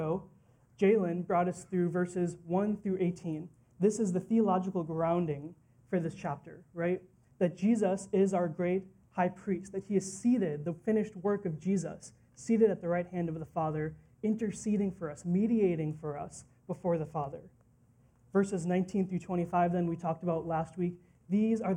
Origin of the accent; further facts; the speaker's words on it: Green Bay, Wisconsin, United States; also born or lived in New Delhi, India; I was raised in the Midwest in Green Bay, Wisconsin